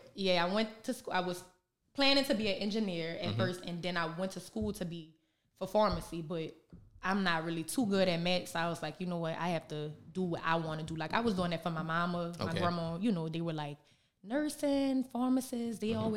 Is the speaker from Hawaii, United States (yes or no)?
no; New Orleans, Louisiana, United States; growing up in New Orleans